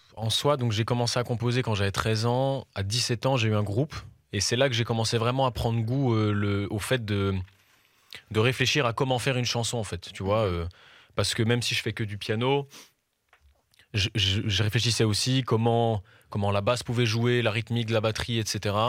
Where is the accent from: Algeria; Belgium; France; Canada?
Belgium; Brussels, Brussels-Capital Region; je suis un chanteur, auteur, compositeur, interprète. Euh, je fais de la musique pop et je viens de Bruxelles